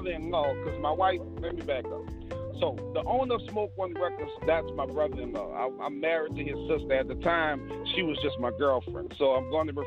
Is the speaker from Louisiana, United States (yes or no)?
yes; New Orleans, Louisiana, United States; I grew up in the regular New Orleans black family